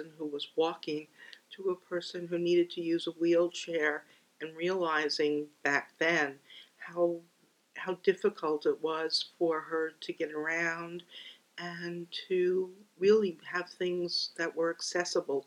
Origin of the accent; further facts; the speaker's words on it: New York City, New York, United States; Born and raised in the Bronx